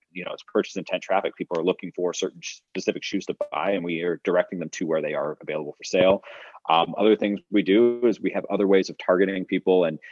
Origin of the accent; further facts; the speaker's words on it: Fresno, California, United States; I was born in Fresno, California